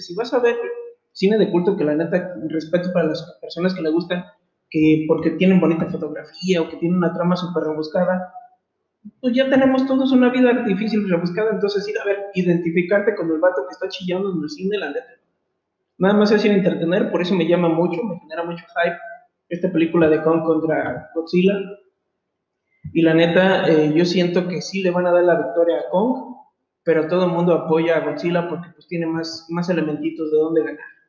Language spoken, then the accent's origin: Spanish; Mexico; como todo mexicano